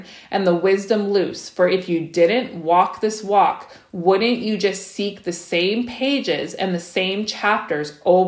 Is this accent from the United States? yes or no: no; Saskatchewan, Canada; me and Becca, for example, we grew up in Saskatchewan